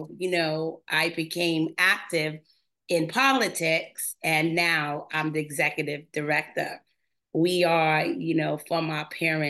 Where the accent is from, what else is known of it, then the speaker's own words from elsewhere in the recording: New York City, New York, United States; where I grew up in Crown Heights, Brooklyn.